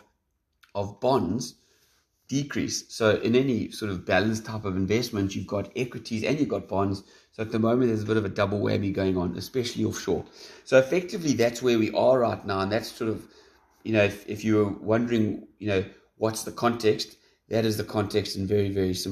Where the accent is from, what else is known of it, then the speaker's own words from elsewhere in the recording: South Africa; as a South African